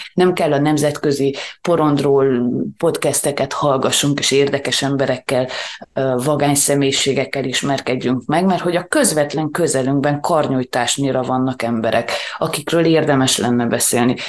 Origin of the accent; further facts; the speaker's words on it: Transylvania, Romania; mi azért itt Erdélyben, pláne Erdély magyarként, talán egy kicsit konzervatívabbak vagyunk